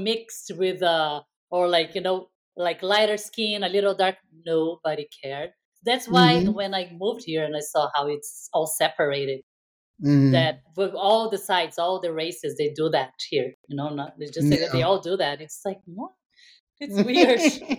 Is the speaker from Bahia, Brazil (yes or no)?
no; Rio de Janeiro, Brazil; now in San Francisco Bay Area, United States; where I grew up in Rio